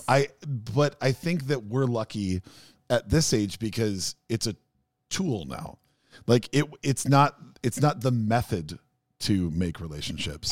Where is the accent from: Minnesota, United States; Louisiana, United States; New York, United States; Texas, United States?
Minnesota, United States; Minneapolis; a really, really painfully shy kid growing up in South Minneapolis